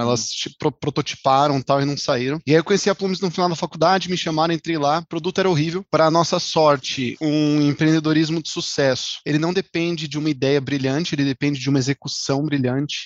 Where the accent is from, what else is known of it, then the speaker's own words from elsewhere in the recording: Jandira, São Paulo, Brazil; now in São Paulo, Brazil; Vim de Jandira, agora eu moro em São Paulo já há algum tempo